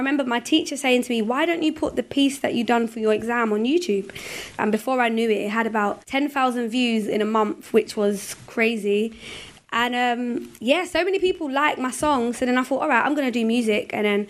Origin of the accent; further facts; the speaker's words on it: London, United Kingdom; Well, I grew up in Hackney, East London, and I grew up with both my parents, but they separated when I was about three.